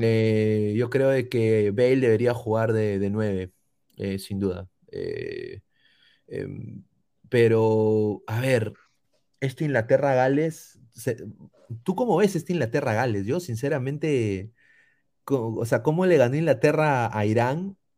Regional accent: Peru; como peruano

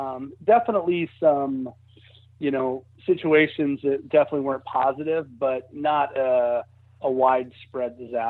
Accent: Lincoln, Nebraska, United States; I'm originally from Lincoln, Nebraska, so I know what you mean. That all the houses there have some kind of basements.

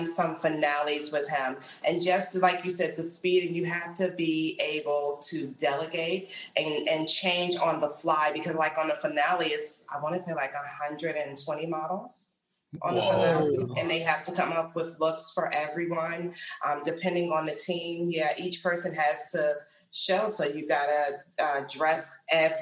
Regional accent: Washington, District of Columbia, United States; moved away as an adult; now in New York, United States; Born in New York, lived here for a few years, but raised in the D.C. area, so DMV

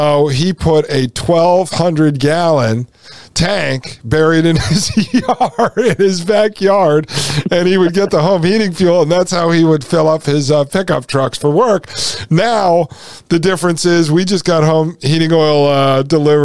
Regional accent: Connecticut, United States; when I grew up in Connecticut

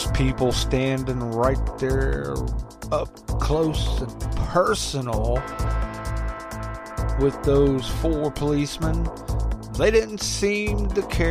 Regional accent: United States; I'm American

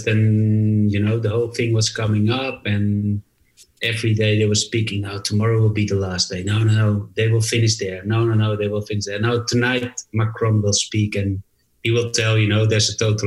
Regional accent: Netherlands; English is a second language; growing up in Holland, where you have to study like all the foreign languages because nobody speaks Dutch.

